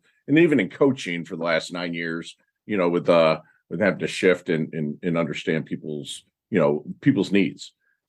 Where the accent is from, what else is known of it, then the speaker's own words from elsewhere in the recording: Plymouth, Michigan, United States; I grew up in Plymouth. So you know where Westland is.